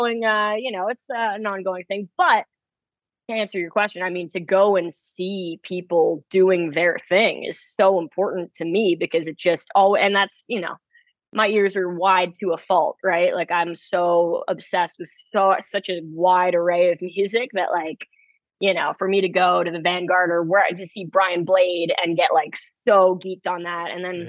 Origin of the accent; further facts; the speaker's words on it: Manhattan, New York, United States; living, you know, growing up in Manhattan, there's just so much going on.